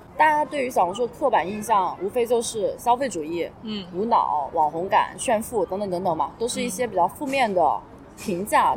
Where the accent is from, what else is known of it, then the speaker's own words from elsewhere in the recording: Hunan, China; now in Shanghai, China; 我身为一个湖南人